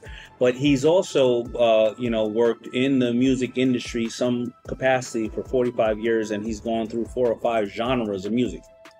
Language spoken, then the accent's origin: English; New York City, New York, United States; I'm a New Yorker